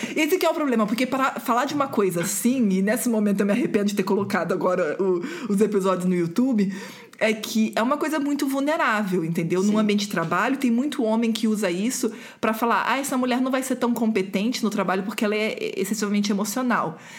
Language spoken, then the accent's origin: Portuguese; Rio de Janeiro, Brazil; eu sou do Rio e a gente não chama bolacha, a gente chama de biscoito